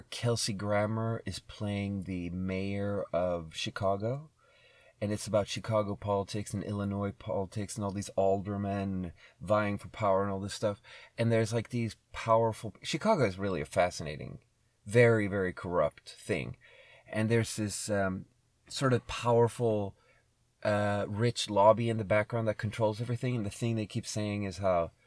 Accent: Sweden; moved away as an adult; also born or lived in Shanghai, China; growing up in Sweden

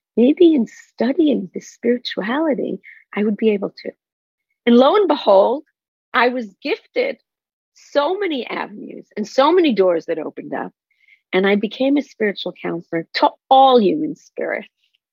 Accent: Israel; moved away; I grew up in Israel on a kibbutz

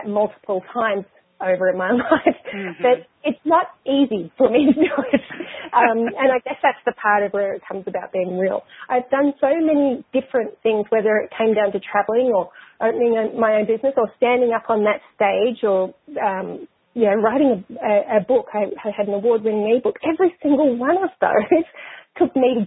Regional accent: Australia; I grew up in Australia. I'm Australian and have been there for the majority of my life

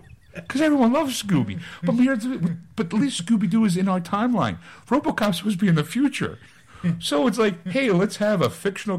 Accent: Philadelphia, Pennsylvania, United States; I'm from Philadelphia.

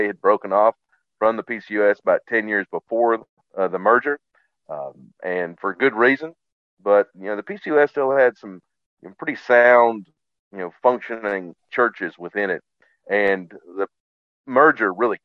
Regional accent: West Virginia, United States; growing up in West Virginia at the time

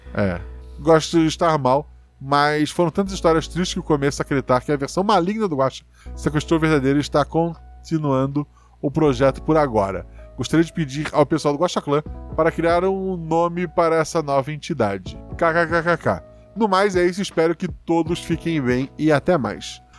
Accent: Florianópolis, Santa Catarina, Brazil; onde eu nasci, em Floripa, o pai morava assim, no alto do morro

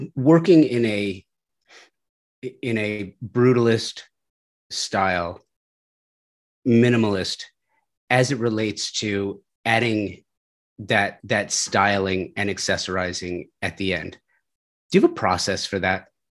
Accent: Southern California, United States; I grew up in Southern California. I grew up in the valley

